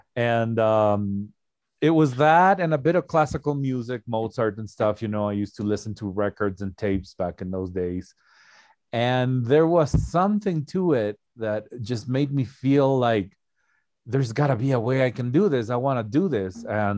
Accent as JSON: {"language": "English", "country": "Ecuador", "tie": "born or raised there", "second_language": "English", "said": "Oh, no. Actually, I'm from Ecuador, South America."}